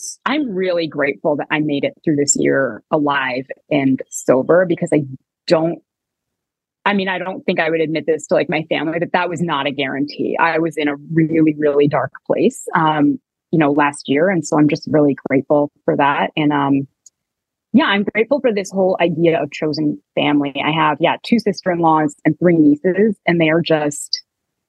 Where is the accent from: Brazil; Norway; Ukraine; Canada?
Canada; moved away; I'm Canadian